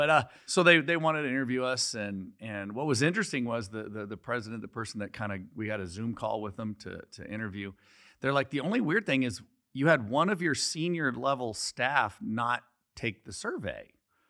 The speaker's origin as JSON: {"language": "English", "town": "Scottsdale", "region": "Arizona", "country": "United States", "tie": "born or raised there", "also_born_or_lived": "California", "said": "Well, no, I'm originally from here."}